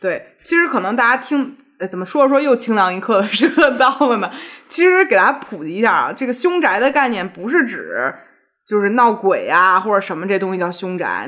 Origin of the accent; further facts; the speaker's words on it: Beijing, China; 小的时候就是在胡同附近长大的嘛，对于生活在老北京胡同里的人而言